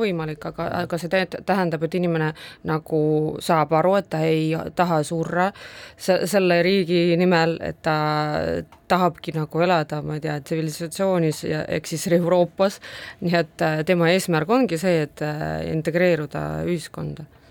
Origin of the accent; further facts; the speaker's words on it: Ida-Viru County, Estonia; first language Russian; Estonian is a second language; mina olen sündinud Ida-Virumaal